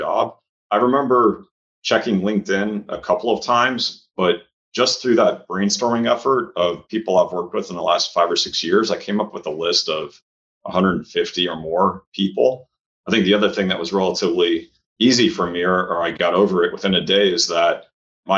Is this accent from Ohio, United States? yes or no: yes; Cleveland, Ohio, United States; moved away; also born or lived in St. Louis, Missouri; I grew up in Cleveland, Ohio. That's my hometown